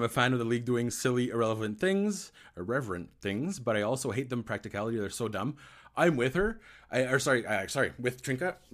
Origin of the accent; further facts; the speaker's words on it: Ottawa, Ontario, Canada; I grew up in Ottawa